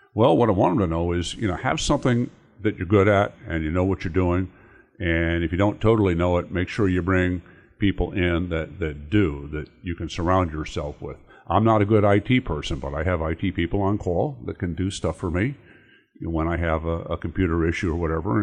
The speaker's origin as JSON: {"language": "English", "region": "New Jersey", "country": "United States", "moved": "as an adult", "lives_now": "Indiana, United States", "said": "I'm originally from New Jersey, and I came out here to go to Notre Dame."}